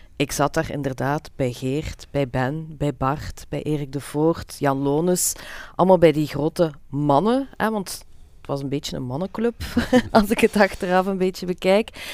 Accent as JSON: {"language": "Dutch", "area": "Limburg", "region": "Flanders", "country": "Belgium", "said": "bij ons in Limburg"}